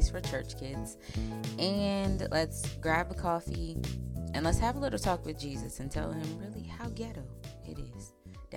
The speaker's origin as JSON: {"language": "English", "town": "Pocomoke City", "region": "Maryland", "country": "United States", "said": "I'm a girl from Pocomoke City, Maryland, not Maryland. I'm from the Eastern Shore, not Baltimore."}